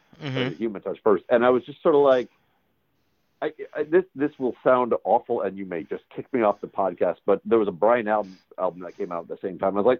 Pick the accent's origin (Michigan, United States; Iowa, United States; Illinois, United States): Illinois, United States; when you're that age and we grew up near Chicago